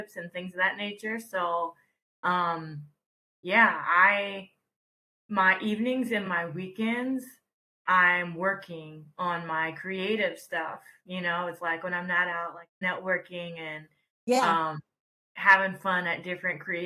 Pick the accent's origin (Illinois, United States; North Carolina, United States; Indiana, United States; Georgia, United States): Georgia, United States; Atlanta; moved away as an adult; also born or lived in Texas / New York; now in Los Angeles, United States; I was raised in Georgia. And I stayed there.